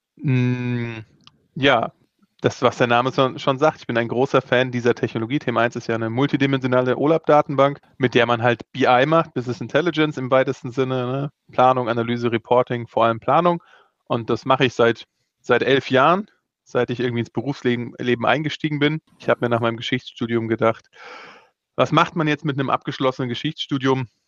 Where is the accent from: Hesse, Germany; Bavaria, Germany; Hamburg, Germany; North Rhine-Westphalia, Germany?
Hesse, Germany; Offenbach; also born or lived in Rodgau; geboren bin ich in Offenbach